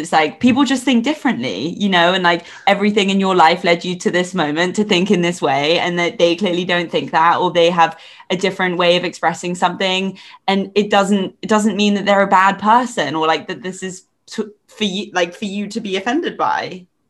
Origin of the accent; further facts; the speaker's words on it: England, United Kingdom; accent: English; also born or lived in Ireland; we both have such English accents